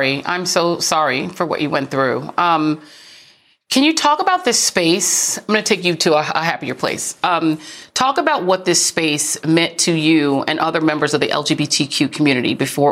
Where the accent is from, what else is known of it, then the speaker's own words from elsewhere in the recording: Denver, Colorado, United States; I grew up in Denver, in Montbello.